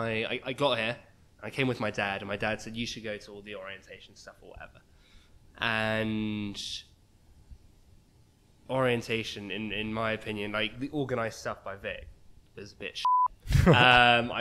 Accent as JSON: {"language": "English", "region": "England", "country": "United Kingdom", "moved": "as an adult", "lives_now": "Toronto, Canada", "said": "I'm very English"}